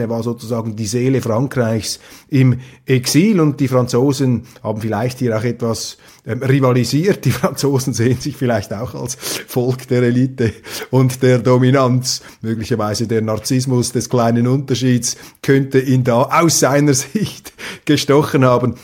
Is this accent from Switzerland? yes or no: yes; Switzerland; als Schweizer